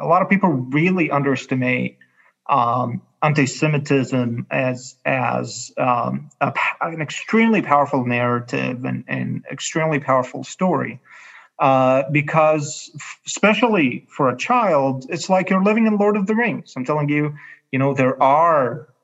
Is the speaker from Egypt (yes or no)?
yes; Cairo, Cairo Governorate, Egypt; I grew up in Cairo in Egypt